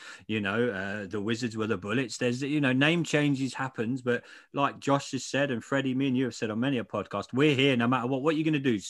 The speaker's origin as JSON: {"language": "English", "region": "England", "country": "United Kingdom", "said": "Yeah, I'm English."}